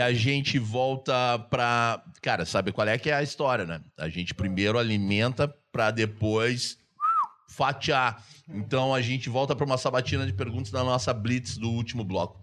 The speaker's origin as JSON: {"language": "Portuguese", "town": "São Gabriel", "region": "Rio Grande do Sul", "country": "Brazil", "tie": "born or raised there", "also_born_or_lived": "Curitiba", "said": "Nasci no Batel em Curitiba, quando eu tava batendo pé, pé de Cusco, pé de cachorro, em São Gabriel"}